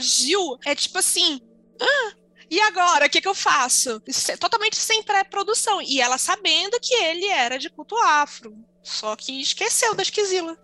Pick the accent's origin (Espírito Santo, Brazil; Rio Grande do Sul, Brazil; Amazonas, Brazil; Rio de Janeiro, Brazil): Amazonas, Brazil; Manaus; Região norte, eu sou de Manaus.